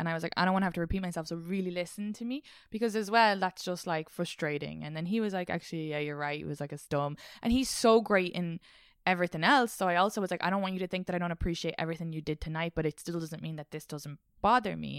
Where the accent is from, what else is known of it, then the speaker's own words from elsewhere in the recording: Ireland; now in New York, United States; Irish people and the way we interact